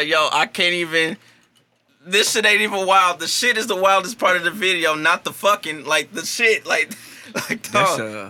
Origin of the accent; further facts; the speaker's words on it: St. Louis, Missouri, United States; my St. Louis pride.